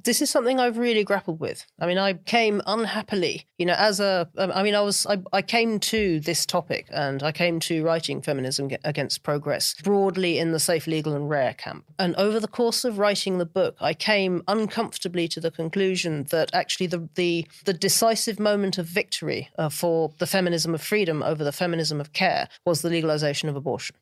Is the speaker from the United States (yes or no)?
no; United Kingdom; now in London, United Kingdom; as a Brit